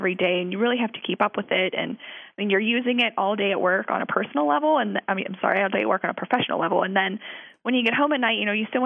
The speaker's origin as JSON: {"language": "English", "town": "Pittsburgh", "region": "Pennsylvania", "country": "United States", "tie": "born or raised there", "said": "growing up here, I'm from Pittsburgh originally"}